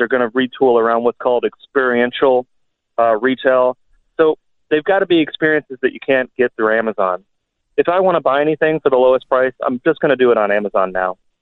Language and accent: English; Kentucky, United States; when I was a kid growing up in Kentucky